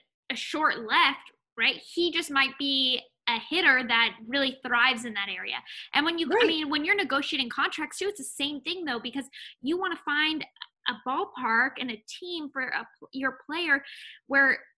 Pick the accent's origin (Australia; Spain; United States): United States; NorCal, California; a NorCal person growing up